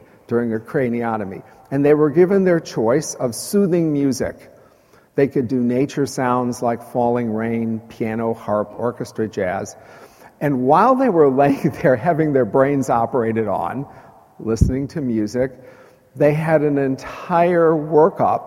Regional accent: Chicago, Illinois, United States; now in Texas, United States; I grew up in Chicago

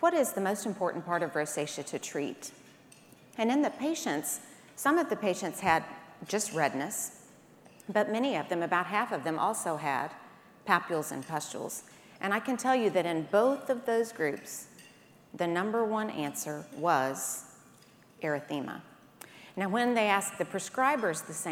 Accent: Birmingham, Alabama, United States; I am from Birmingham, Alabama. That's how we say it there

